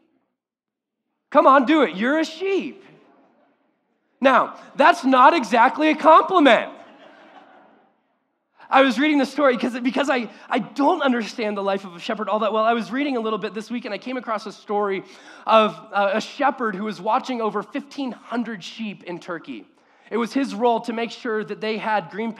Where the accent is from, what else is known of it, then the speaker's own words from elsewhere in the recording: Orange County, California, United States; I grew up in Orange County